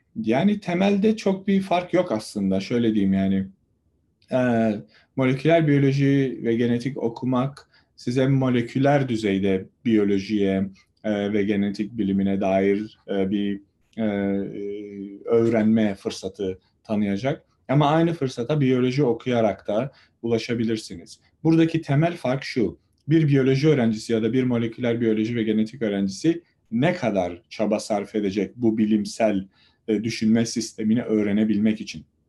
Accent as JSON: {"language": "Turkish", "town": "Samandağ", "region": "Hatay", "country": "Turkey", "tie": "born or raised there", "said": "Hatay'ın Samandağ ilçesinde doğdum"}